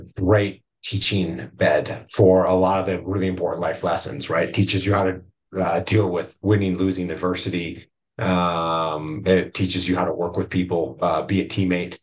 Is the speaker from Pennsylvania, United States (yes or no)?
no; Chicago, Illinois, United States; moved away; I grew up in the Chicago area, like in my really like elementary formative years outside of Chicago